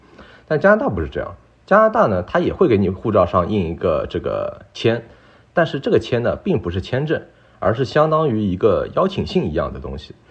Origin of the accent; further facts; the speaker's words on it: Shanghai, China; now in Vancouver, Canada; 然后呢，这里的温度呢也很舒适，因为我是上海来的嘛